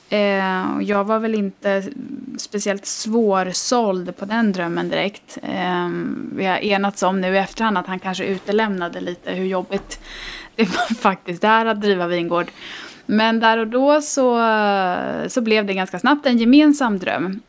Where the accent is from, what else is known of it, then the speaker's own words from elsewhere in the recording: Stockholm, Stockholm County, Sweden; moved away as an adult; also born or lived in Italy; now in Gotland, Sweden; jag är eh, ursprungligen från Stockholm.